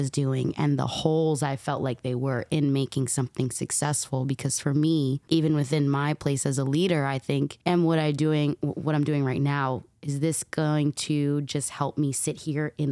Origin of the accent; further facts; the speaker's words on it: East Coast, United States; Um, so I'm from the East Coast originally. My family's from Harlem on 125th, uh, like right off 125th and Broadway.